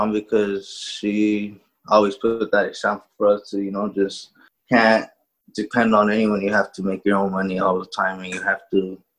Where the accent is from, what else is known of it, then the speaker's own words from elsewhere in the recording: California, United States; I'm from Amani, California. I'm 24 years old, and I'm a hairstylist.